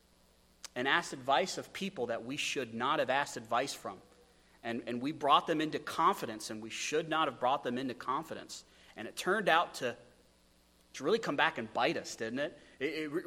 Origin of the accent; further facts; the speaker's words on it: Wyoming, United States; moved away; also born or lived in Idaho; I come from Wyoming, where if you spit, it floods